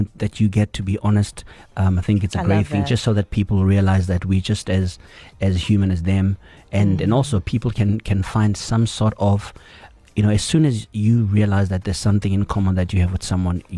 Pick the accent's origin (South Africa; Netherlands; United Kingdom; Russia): South Africa; all you other South Africans.